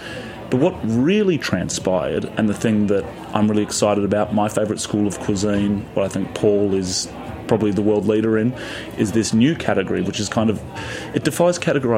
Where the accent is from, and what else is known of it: Australia; moved away as an adult; now in United States